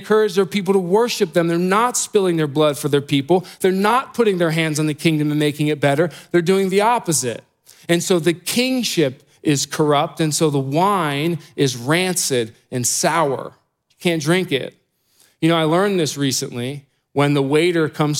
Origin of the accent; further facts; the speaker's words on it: Columbus, Ohio, United States; I grew up here in Columbus